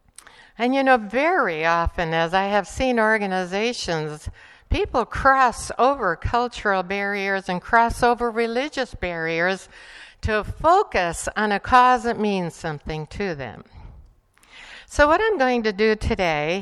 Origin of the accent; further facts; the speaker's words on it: Bolivia; English is a second language; also born or lived in Estonia; now in United States; I grew up in Bolivia